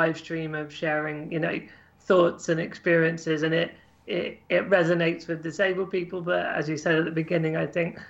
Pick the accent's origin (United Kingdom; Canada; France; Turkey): United Kingdom; Cambridgeshire, East of England; I grew up in Cambridgeshire in England